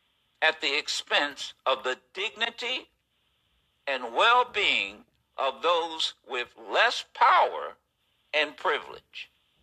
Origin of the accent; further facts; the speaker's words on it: Pennsylvania, United States; Jews like me were literally slaughtered in their place of worship in my home state of Pennsylvania